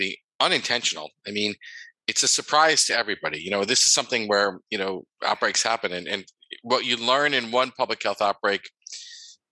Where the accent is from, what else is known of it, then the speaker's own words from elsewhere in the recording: United States; growing up in the United States, where this is a land of fast food